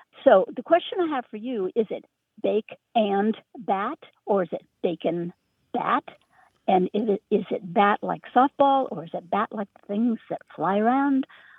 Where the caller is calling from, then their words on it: Richmond, Virginia, United States; Hi, this is …. I'm calling from Richmond, Virginia, but my heart is in the Berkshires of Western Massachusetts.